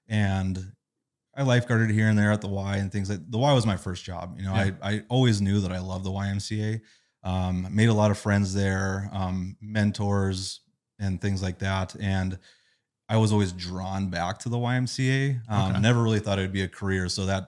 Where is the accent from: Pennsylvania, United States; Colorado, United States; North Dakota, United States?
North Dakota, United States; Burlington; I grew up in Burlington